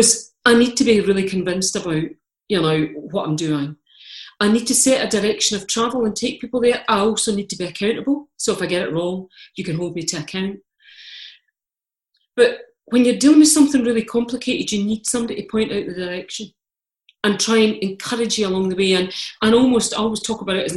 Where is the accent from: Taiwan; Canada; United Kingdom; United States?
United Kingdom; Scotland; I'm Scottish, I'm Calvinist